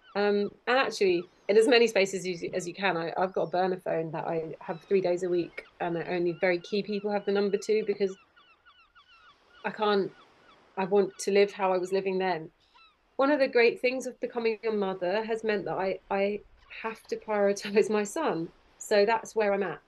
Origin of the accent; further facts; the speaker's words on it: Kent, South East England, United Kingdom; I grew up in Kent